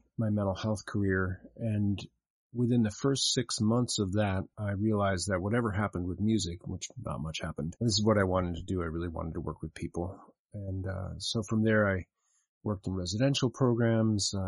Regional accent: Salt Lake City, Utah, United States; moved away; I spent part of my growing up in Salt Lake City, Utah

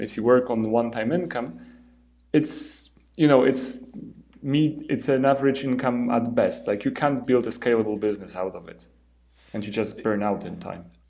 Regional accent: Poland; I'm from Poland

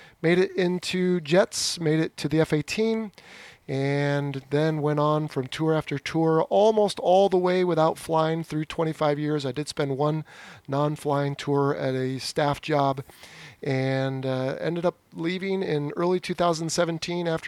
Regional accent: California, United States; I was born and raised in California

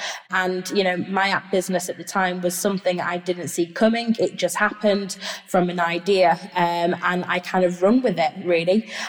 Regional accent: Barnsley, Yorkshire and the Humber, United Kingdom; moved away as an adult; also born or lived in North East England / Boston, United States; I moved away from Yorkshire. I moved away from my hometown, which is Barnsley, up into the Northeast, and spent quite a few years up there.

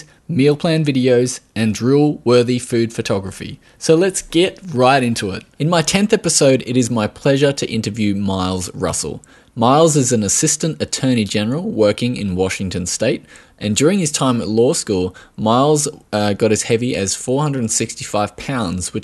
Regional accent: Australia; accent: Australian

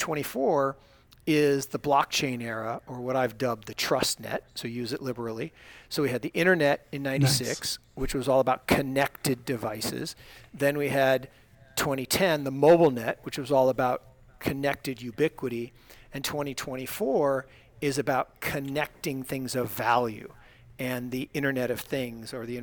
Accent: Seattle, Washington, United States; moved away; I grew up in Seattle, Washington

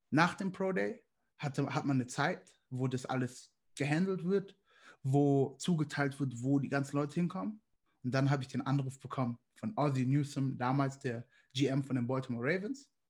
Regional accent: Nigeria; ich hatte einen nigerianischen Pass und damals war es ein bisschen schwierig, als Nigerianer in die Staaten zu kommen

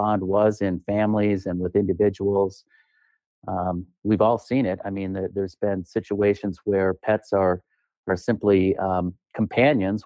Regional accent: Duluth, Minnesota, United States; I hail from Duluth, Minnesota

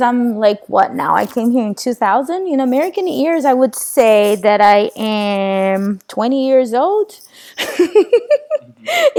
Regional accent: Goiânia, Goiás, Brazil; English is a second language; moved away as an adult; also born or lived in Sweden; now in Los Angeles, United States; when I was uh, a little girl growing up in Brazil

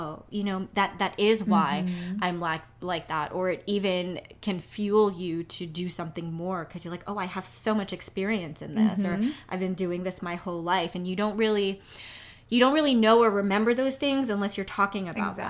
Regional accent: New York City, New York, United States; I'm from New York

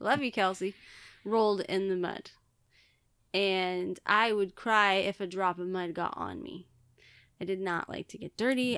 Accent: Billings, Montana, United States; moved away; I was born in Billings, which is the biggest city

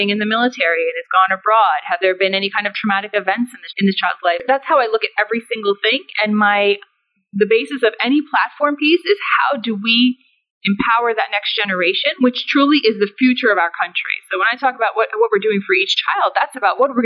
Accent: United States; So I'm someone who is born and raised in the United States, but as a first-generation American. So my family came over to the United States from Afghanistan

